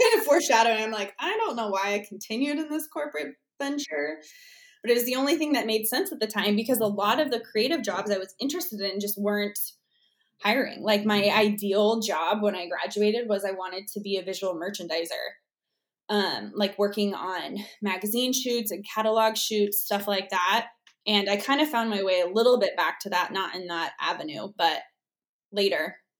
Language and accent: English; Arizona, United States; I'm from Arizona